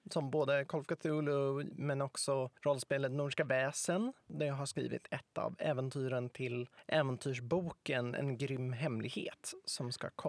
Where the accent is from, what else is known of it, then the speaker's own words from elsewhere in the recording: Stockholm, Stockholm County, Sweden; För att jag är uppväxt i Stockholm, jag kan Stockholm bra, jag kan Stockholms historia bra